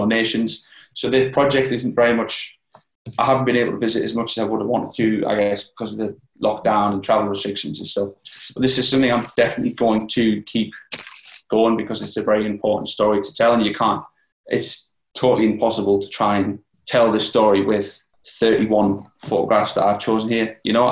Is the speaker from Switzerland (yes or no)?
no; Newcastle upon Tyne, North East England, United Kingdom; I've started in Newcastle, just because, as I said, it was my hometown